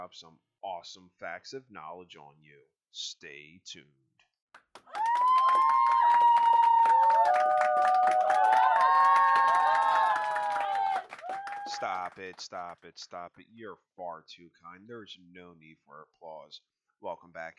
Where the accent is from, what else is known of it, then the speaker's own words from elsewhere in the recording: Philadelphia, Pennsylvania, United States; I was born in Philadelphia